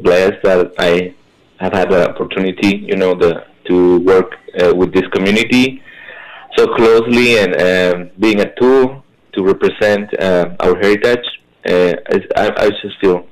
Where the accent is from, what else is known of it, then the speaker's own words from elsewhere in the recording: Hidalgo, Mexico; moved away as an adult; now in Detroit, United States; I come from Hidalgo, Mexico